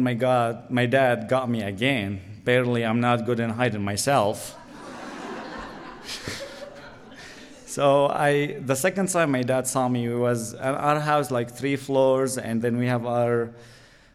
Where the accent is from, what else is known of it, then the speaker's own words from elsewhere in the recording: Latakia, Latakia Governorate, Syria; English is a second language; moved away as an adult; also born or lived in Damascus; I'm originally from Latakia